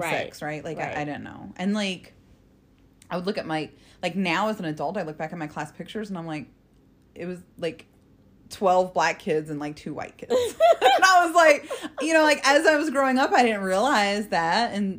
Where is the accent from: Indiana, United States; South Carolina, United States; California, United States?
Indiana, United States; South Bend; also born or lived in Florida; So when I started kindergarten, it was Northern Indiana. I lived in South Bend with that's where my stepdad was when my mom got remarried.